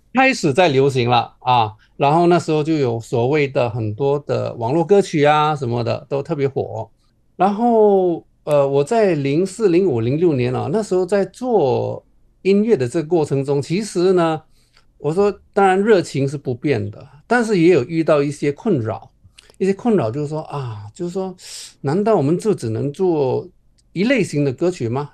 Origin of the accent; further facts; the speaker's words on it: Johor, Malaysia; moved away as an adult; now in Beijing, China; 我们从小在马来西亚长大